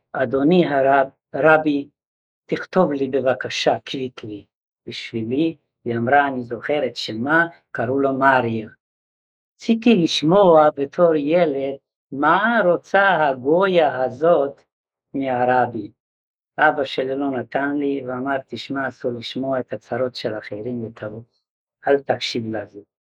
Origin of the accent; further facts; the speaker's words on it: Sátoraljaújhely, Borsod-Abaúj-Zemplén, Hungary; now in Israel; ואימי מורתי, חנה לבית ויינברגר, בהונגריה העילית, בעיר שעטורויה אויה